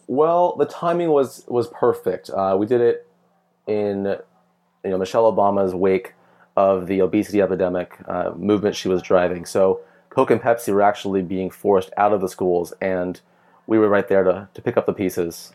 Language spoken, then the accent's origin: English; San Diego, California, United States; moved away as an adult; also born or lived in Cal Poly / Bay Area; now in Los Angeles, United States; I'm from San Diego